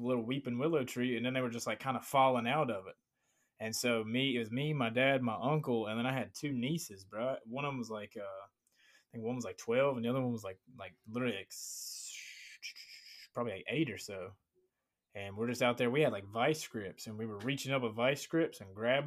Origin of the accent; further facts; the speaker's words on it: Virginia, United States; now in Florida, United States; I grew up in Virginia. I grew up like in, like, the Appalachian Mountains